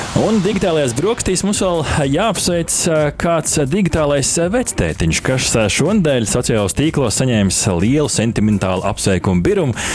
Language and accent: Latvian; Sigulda, Sigulda Municipality, Latvia; es dzimu Siguldā